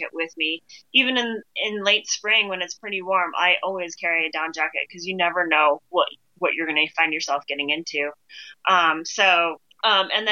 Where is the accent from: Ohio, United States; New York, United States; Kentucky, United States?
Ohio, United States; moved away; I grew up in Ohio